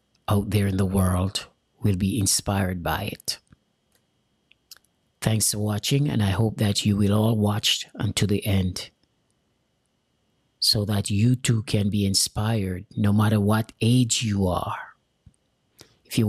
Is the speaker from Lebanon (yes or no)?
no; Jamaica; moved away; I'm an immigrant from Jamaica. I have an accent.